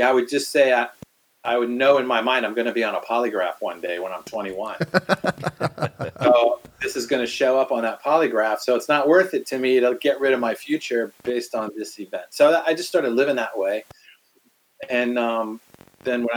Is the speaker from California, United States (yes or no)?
no; Washington, District of Columbia, United States; I'm from the East Coast, grew up in Washington, D.C.